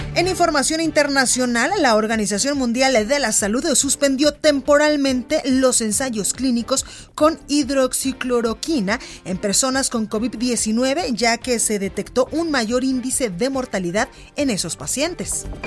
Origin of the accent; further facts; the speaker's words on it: Guadalajara, Jalisco, Mexico; now in Mexico City, Mexico; en Guadalajara, Jalisco, en La Perla, Tapatía, en mi tierra